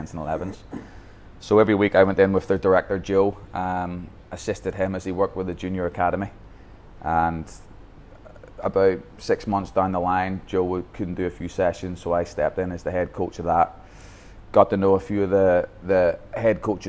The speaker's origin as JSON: {"language": "English", "town": "Belfast", "region": "Northern Ireland", "country": "United Kingdom", "tie": "born or raised there", "also_born_or_lived": "Scotland", "moved": "as an adult", "lives_now": "Bangkok, Thailand", "said": "I grew up in Belfast"}